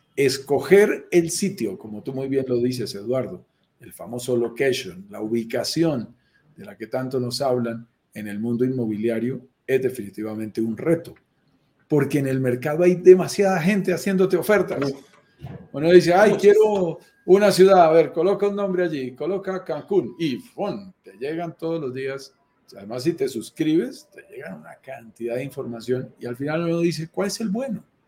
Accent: Colombia; accent: Colombian; also born or lived in Bogotá; Vivo en Bogotá, Colombia, me sientes mi acento colombiano

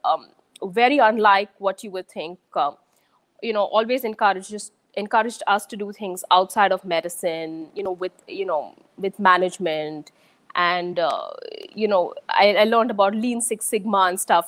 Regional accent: Pune, Maharashtra, India; moved away as an adult; also born or lived in Chennai, India; now in United States; I'm from Pune in India, but I'd say my childhood is sort of I've lived in Pune. I've changed a couple of schools there. I've lived in Chennai

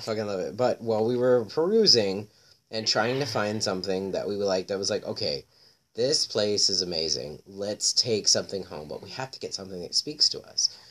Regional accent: Florida, United States; now in Chicago, United States; I'm from Florida

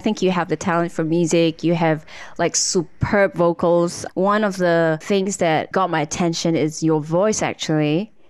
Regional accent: Kota Kinabalu, Sabah, Malaysia; born or raised there

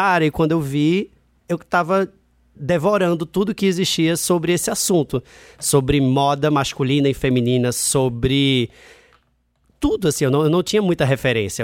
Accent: Recife, Pernambuco, Brazil; moved away as an adult; now in Rio de Janeiro, Brazil; eu sou de Recife, né? Eu nasci em Recife, morei lá até 19 anos e eu fui morar no Rio com 20 anos

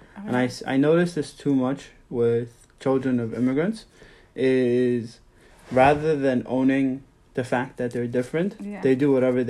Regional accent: New York, United States; growing up in New York in the late 90s and 2000s

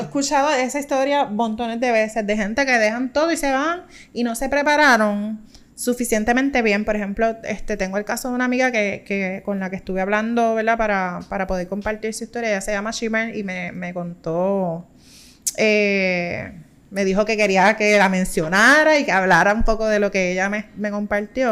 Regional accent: Puerto Rico

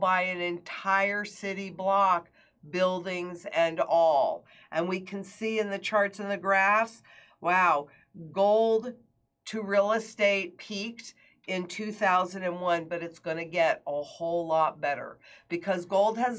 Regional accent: Kingston, New York, United States; moved away; Kingston, New York, my hometown

